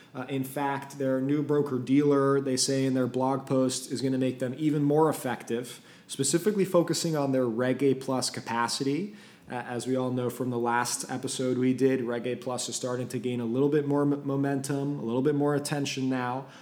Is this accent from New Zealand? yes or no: no; Belgium; I'm from Belgium